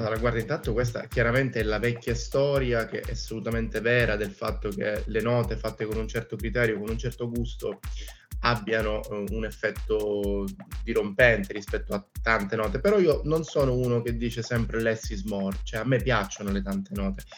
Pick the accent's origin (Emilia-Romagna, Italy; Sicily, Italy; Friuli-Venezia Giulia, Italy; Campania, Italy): Sicily, Italy; Catania; also born or lived in Palermo / Venice; sono siciliano, sono catanese e ho vissuto anche a Palermo